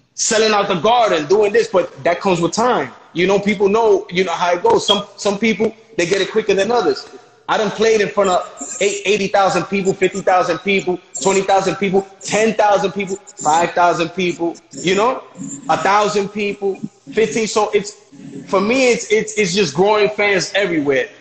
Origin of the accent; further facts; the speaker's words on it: New York City, New York, United States; I'm from the Bronx